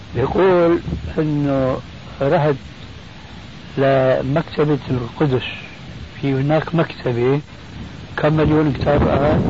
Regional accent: Syria; عندنا في الشام

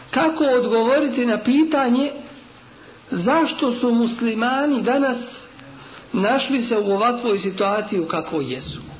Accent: Bosnia & Herzegovina; kod nas u Bosni dole.

